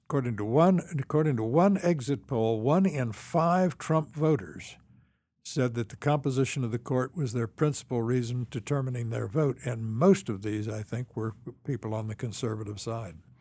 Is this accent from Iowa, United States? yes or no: no; Champaign, Illinois, United States; moved away; also born or lived in Washington; I grew up in Champaign, Urbana.